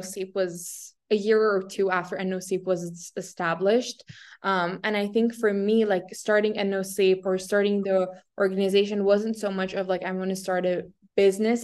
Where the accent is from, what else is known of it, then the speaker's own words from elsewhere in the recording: Syria; moved away; being born in Syria